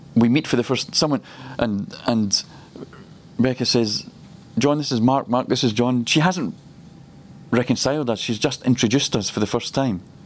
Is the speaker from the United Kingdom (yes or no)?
yes; Scotland, United Kingdom; he decided that I would be born in the best nation in the world, and he's put me in Scotland